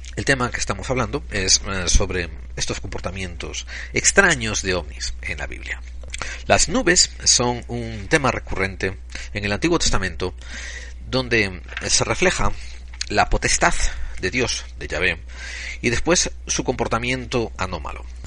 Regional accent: Spain; somos españoles

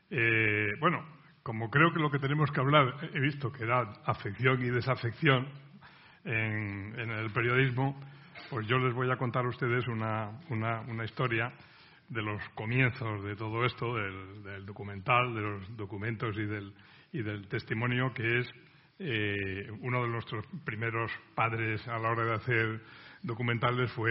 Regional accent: Cantabria, Spain; moved away; busqué cuando vine de mi provincia natal, de Cantabria, quise matricularme en la escuela de periodismo

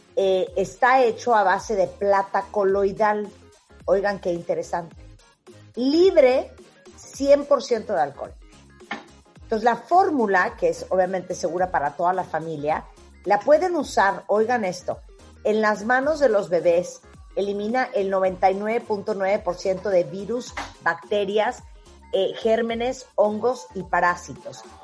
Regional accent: Mexico; nosotros en México

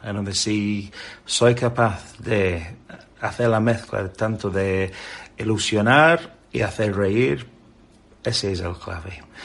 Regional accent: England, United Kingdom; Spanish is a second language; moved away as an adult; now in Spain

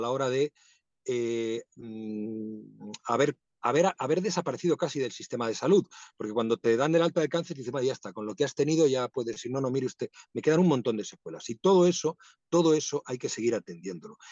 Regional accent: Madrid, Community of Madrid, Spain; also born or lived in Asturias; Mi familia es asturiana, yo nací en Madrid, pero eh, viví parte de mi infancia en Asturias y sigo teniendo ese vínculo

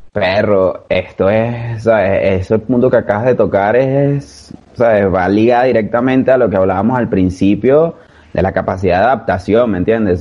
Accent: Caracas, Capital District, Venezuela; en Venezuela, por lo menos en Caracas, de donde yo soy

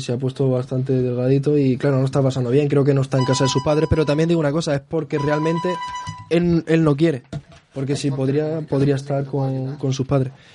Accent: Madrid, Community of Madrid, Spain; aquí somos muy madrileños

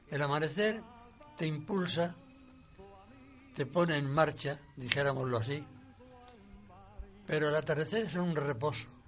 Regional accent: Murcia, Region of Murcia, Spain; also born or lived in Castile; Bueno, retorné a mi tierra, a Murcia.

